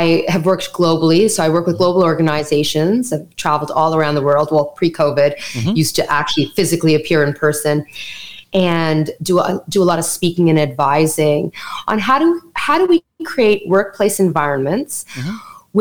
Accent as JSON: {"language": "English", "country": "Canada", "accent": "Canadian", "said": "My parents immigrated to Canada, so I'm Canadian. You're going to hear the Canadian in my accent when I say things like out and about in Canada."}